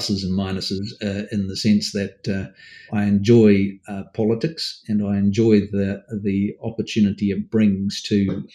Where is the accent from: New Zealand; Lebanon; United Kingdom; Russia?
New Zealand; Auckland; I grew up in Mount Roskill, suburb in Auckland